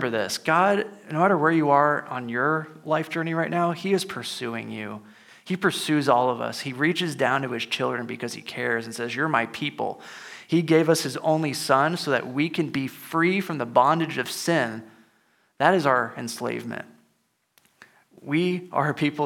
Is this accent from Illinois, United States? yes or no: yes; Illinois, United States; moved away; I'm originally from Illinois, so, you know, cornfields too